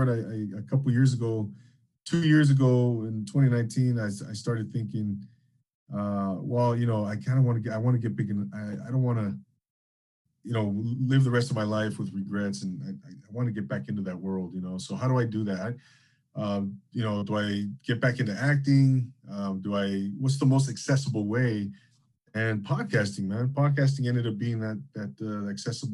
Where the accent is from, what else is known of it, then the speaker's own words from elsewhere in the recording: Rancho Cucamonga, California, United States; I grew up in Inland Empire, Rancho Cucamonga, not too far from Temecula